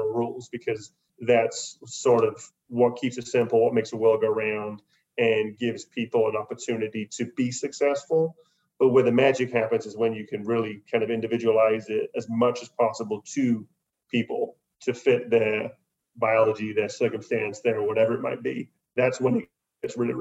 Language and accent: English; United Kingdom; being British